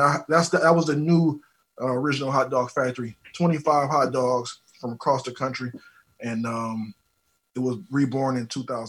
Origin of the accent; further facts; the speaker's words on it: Detroit, Michigan, United States; So what happened was, you know, I'm from Detroit, and if anybody out there been to Detroit or understands Detroit food culture, they know that we love our Coney Island hot dogs, right?